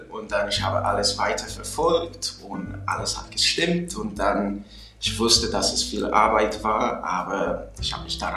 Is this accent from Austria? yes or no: no; Chicago, Illinois, United States; German is a second language; now in Germany; Ich komme aus Chicago und ich habe mit der deutschen Sprache in 2014